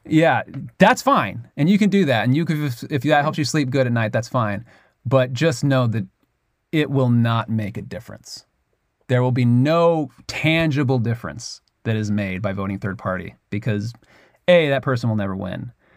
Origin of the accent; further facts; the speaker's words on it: United States; I'm obviously from America.